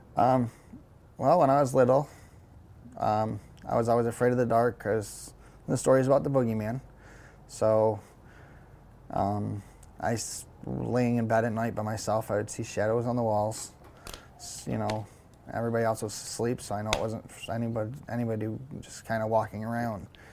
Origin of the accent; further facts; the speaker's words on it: Syracuse, New York, United States; now in Rome, United States; I'm originally from Syracuse, New York